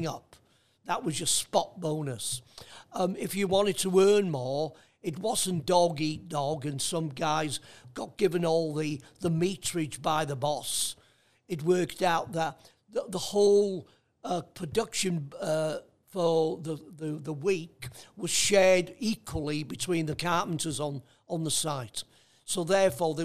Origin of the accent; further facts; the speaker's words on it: North Wales, United Kingdom; now in Australia; my apprenticeship was done in the Welsh language, not the English language